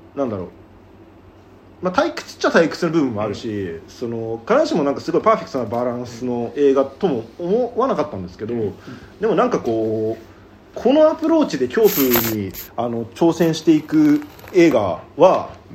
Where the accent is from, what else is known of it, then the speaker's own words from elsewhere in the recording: Hokkaido, Japan; moved away; 僕その地元北海道に帰りばまあ牛とかいますけど